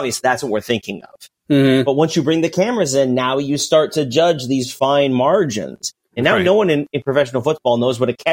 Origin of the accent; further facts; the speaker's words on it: United States; I'm just an American.